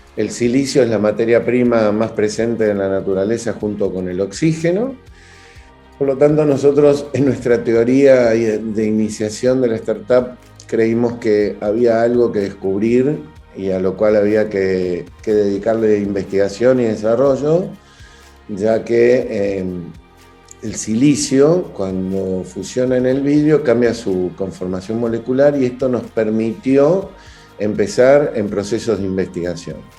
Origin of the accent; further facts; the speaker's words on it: Buenos Aires, Argentina; soy originario de Argentina, de Buenos Aires